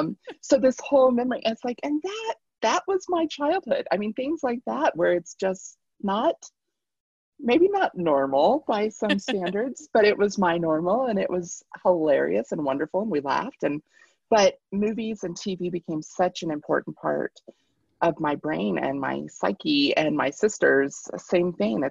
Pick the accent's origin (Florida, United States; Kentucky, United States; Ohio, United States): Kentucky, United States; now in Colorado, United States; I grew up in Kentucky